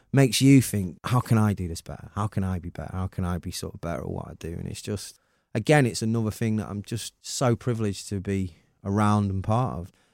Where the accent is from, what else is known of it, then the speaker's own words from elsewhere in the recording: Manchester, North West England, United Kingdom; I'm so proud of being Mancunian